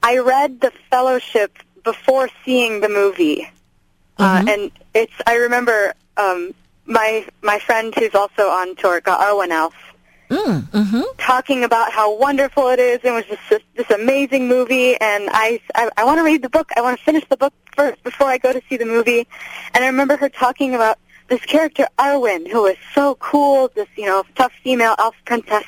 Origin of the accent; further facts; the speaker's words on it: Michigan, United States; I've lived in Michigan my whole life